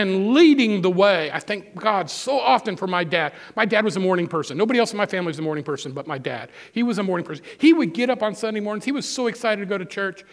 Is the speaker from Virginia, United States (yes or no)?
no; Missouri, United States; I grew up in Missouri 60 years ago